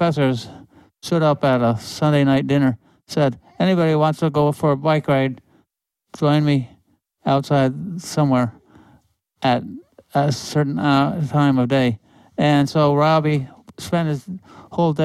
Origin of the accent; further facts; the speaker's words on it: Darien, Connecticut, United States; Darien, Connecticut, my hometown